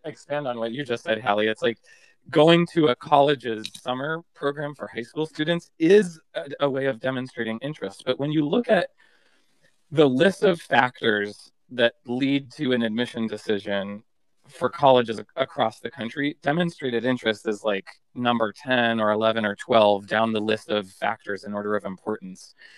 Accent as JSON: {"language": "English", "region": "Massachusetts", "country": "United States", "moved": "yes", "said": "I'm from Massachusetts originally"}